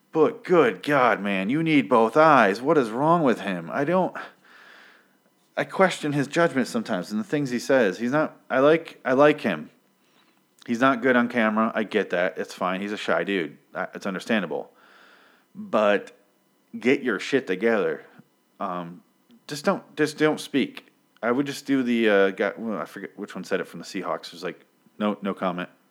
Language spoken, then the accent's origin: English; Michigan, United States; moved away; I grew up in Michigan